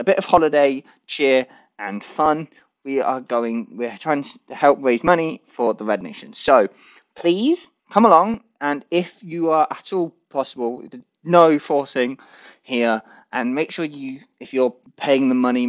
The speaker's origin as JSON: {"language": "English", "region": "England", "country": "United Kingdom", "said": "I'm English"}